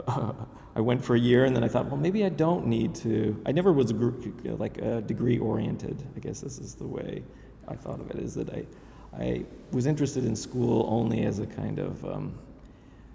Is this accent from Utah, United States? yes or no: yes; Salt Lake City, Utah, United States; moved away as an adult; also born or lived in Los Angeles; now in New York, United States; growing up in Salt Lake, which was very nice